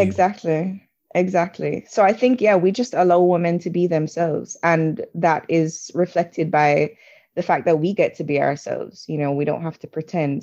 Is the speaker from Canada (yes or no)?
no; Jamaica; moved away as an adult; also born or lived in England / New York; I grew up in a black country, or a black majority country. I grew up in Jamaica.